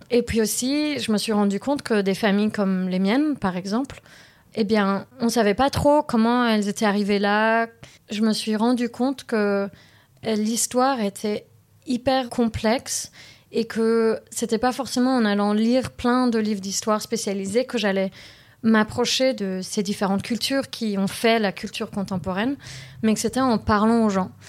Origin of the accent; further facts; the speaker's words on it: Paris, Île-de-France, France; born there; also born or lived in London area, United Kingdom; Je suis née à Paris d'un papa qui est libanais et syrien et d'une maman qui est française. Ensuite, on a pas mal vécu euh, près de Londres. Euh, ensuite, je suis revenue en France dans mon adolescence